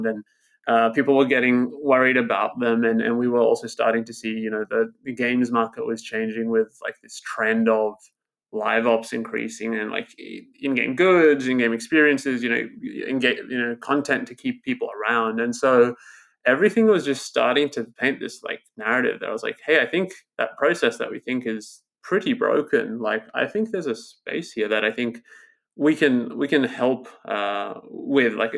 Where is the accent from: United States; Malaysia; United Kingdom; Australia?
Australia; I grew up in Australia. I'm in Australia at the moment, and I grew up in these, like, small towns of Australia